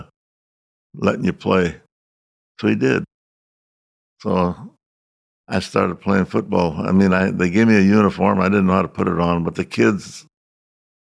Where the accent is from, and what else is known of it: Russian River Valley, Sonoma County, California, United States; born or raised there; English is a second language